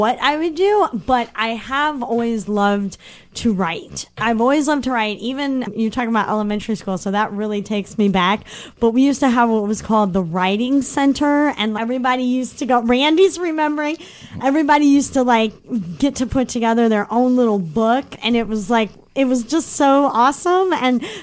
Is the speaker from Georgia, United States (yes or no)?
no; Webster Groves, Missouri, United States; moved away as an adult; I grew up in Webster Groves